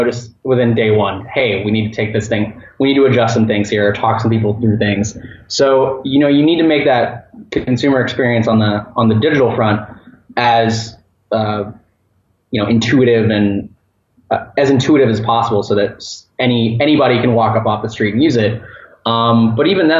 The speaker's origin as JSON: {"language": "English", "town": "Orlando", "region": "Florida", "country": "United States", "tie": "born or raised there", "said": "my hometown at near UCF, University of Central Florida in Orlando"}